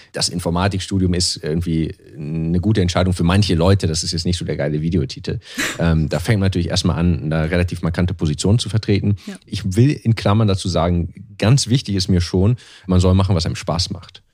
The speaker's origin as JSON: {"language": "German", "country": "Germany", "moved": "yes", "said": "als Deutscher"}